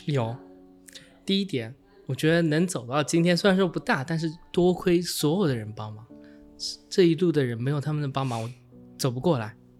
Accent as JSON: {"language": "Chinese", "country": "China", "moved": "yes", "lives_now": "Hakone, Japan", "said": "作为一个中国人"}